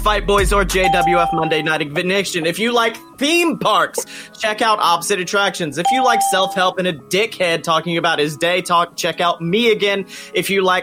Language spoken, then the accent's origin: English; Oxford, United States; now in Atlanta, United States; my hometown, which is Oxford